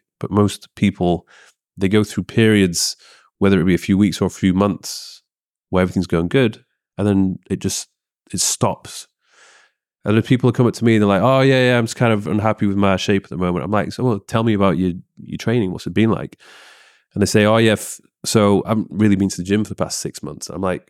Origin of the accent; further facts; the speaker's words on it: Leeds, Yorkshire and the Humber, United Kingdom; Leeds, yeah.